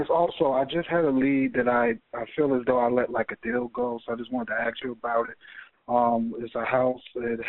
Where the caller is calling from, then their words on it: Orlando, Florida, United States; I'm calling from Orlando, Florida.